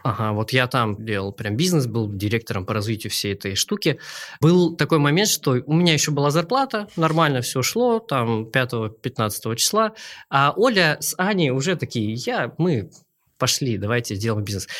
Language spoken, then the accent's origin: Russian; Mezhdurechensk, Kemerovo Oblast, Russia; also born or lived in Novosibirsk; Сам я из Кемеровской области Кузбасс, город Междуреченск